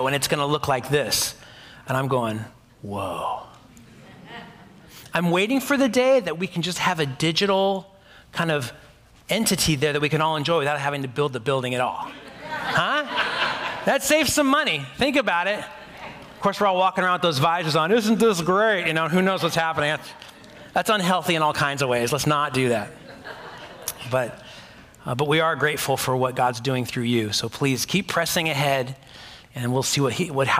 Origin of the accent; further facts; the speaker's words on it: United States; That's just how American I am. I'm so American, right?